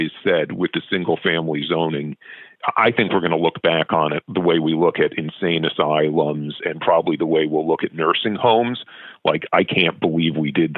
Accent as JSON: {"language": "English", "town": "New York City", "region": "New York", "country": "United States", "tie": "born or raised there", "moved": "yes", "lives_now": "Vancouver, Canada", "said": "I grew up in New York City"}